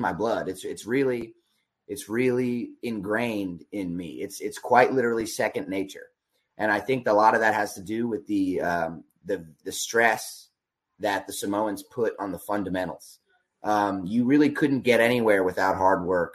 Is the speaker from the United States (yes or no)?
yes; Berks County, Pennsylvania, United States; I grew up in Berks County